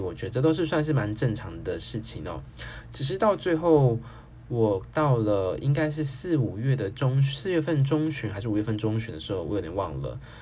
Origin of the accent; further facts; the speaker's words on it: Taiwan; 自己在台台湾，我已经先考到汽车驾照了